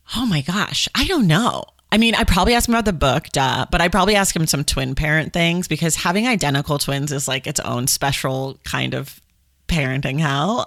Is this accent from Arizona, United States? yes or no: no; Oakland, California, United States; I'm from Oakland